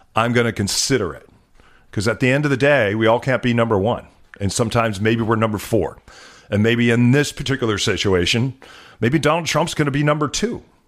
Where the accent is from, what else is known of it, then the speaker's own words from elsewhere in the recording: New Mexico, United States; also born or lived in Chicago, Illinois; now in Seattle, United States; when we were growing up in New Mexico